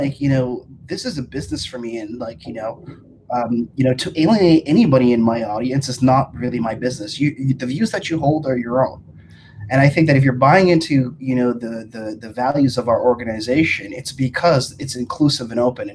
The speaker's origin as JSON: {"language": "English", "country": "Canada", "said": "I am Canadian"}